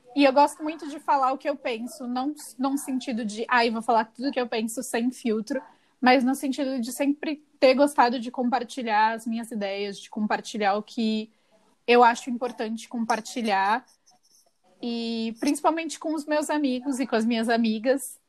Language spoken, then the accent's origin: Portuguese; São Paulo, Brazil; also born or lived in São José do Rio Preto; Eu nasci aqui em São Paulo, no momento eu estou em São Paulo